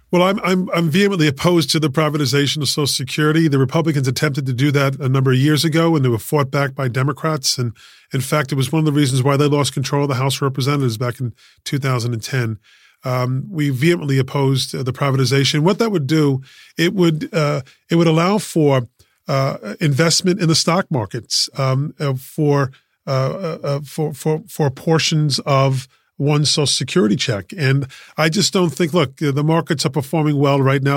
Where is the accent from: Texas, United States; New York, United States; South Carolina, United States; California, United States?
New York, United States; New York City; I was born and raised in Queens, um, in, uh, Elmhurst Ho-, uh, in Elmhurst, in Saint John's Hospital on Queens Boulevard